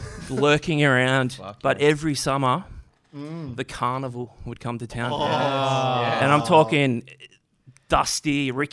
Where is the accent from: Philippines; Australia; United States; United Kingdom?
Australia; Forster, New South Wales; I was in Foster growing up, like teenage years, I guess.